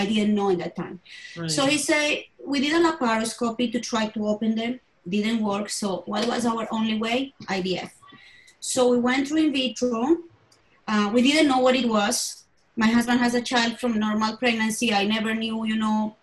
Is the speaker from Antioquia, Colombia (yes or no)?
no; Bogota, Colombia; I was born in Colombia, in Bogota, in the capital.